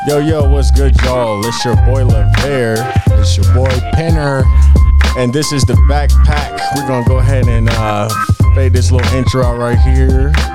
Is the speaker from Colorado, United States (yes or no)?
yes; Denver, Colorado, United States; I'm from Denver. I'm actually a Denver native, uh, and yeah, and that's where, that's where I'm at right now